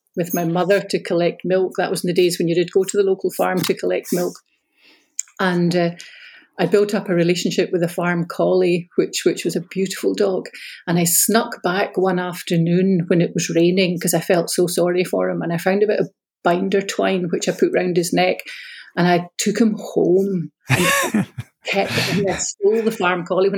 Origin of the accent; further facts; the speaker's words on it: Glasgow, Scotland, United Kingdom; also born or lived in Ayr / United States; I grew up in the south side of Glasgow. I was born and raised, I stayed in the same family home from the time I was born